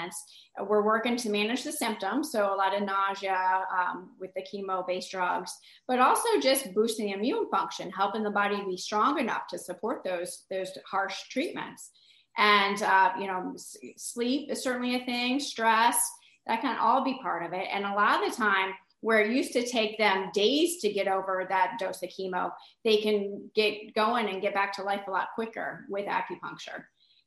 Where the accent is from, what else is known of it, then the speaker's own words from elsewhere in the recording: St. Petersburg, Florida, United States; moved away as an adult; also born or lived in New York / Pennsylvania; I'm back to my hometown to treat the community that I love and open up my practice